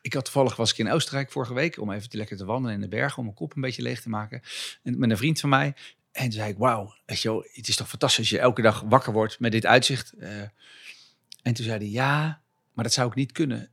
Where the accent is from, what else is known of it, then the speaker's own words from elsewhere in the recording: Zutphen, Gelderland, Netherlands; ik kom vandaan van ehm, een jongetje langs de IJssel.